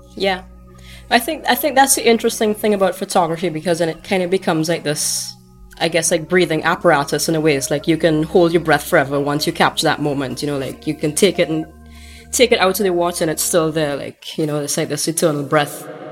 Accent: St. Vincent & Grenadines; a photographer from St. Vincent and the Grenadines

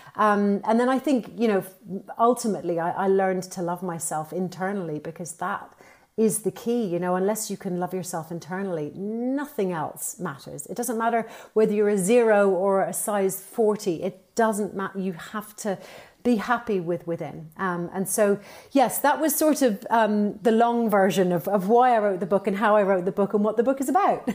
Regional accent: Ireland; now in London, United Kingdom; I am Irish, uh, by by trade. And, uh, and I suppose, you know, I've, I've been here for a very long time.

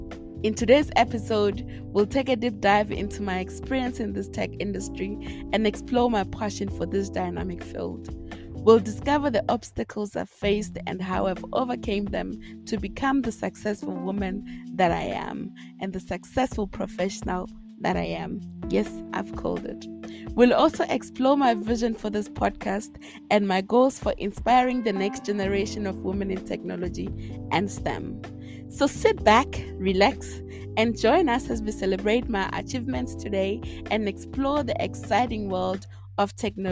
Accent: South Africa; now in Austria; from South Africa. I currently am residing in Austria.

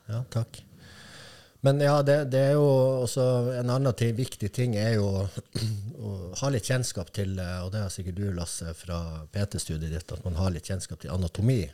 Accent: Kirkenes, Finnmark, Norway; jeg vokste opp der jeg gjorde

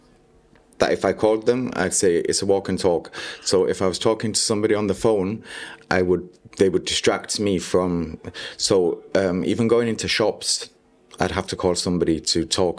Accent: York, Yorkshire and the Humber, United Kingdom; moved away as an adult; also born or lived in Spain; now in Gibraltar; I was born in York, in England, the north of England, in North Yorkshire. And I went to school there, both primary and secondary

